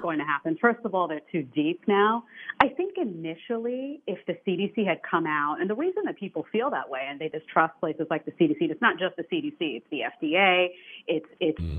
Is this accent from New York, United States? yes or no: yes; New York City, New York, United States; I come from New York City, which is sinking